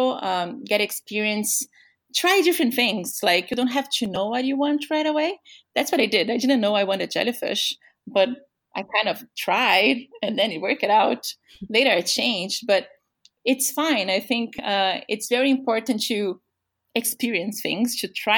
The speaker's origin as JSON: {"language": "English", "region": "São Paulo", "country": "Brazil", "second_language": "English", "moved": "as an adult", "said": "I'm from Brazil. And then my parents every summer, so we are from São Paulo."}